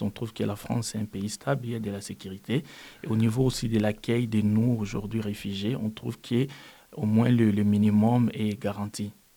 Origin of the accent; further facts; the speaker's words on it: DR Congo; French is a second language; moved away as an adult; chez nous au Congo